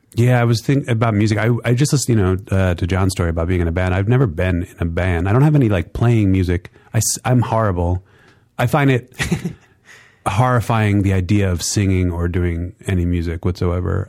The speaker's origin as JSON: {"language": "English", "region": "New York", "country": "United States", "also_born_or_lived": "San Diego", "moved": "as an adult", "said": "I was from New York"}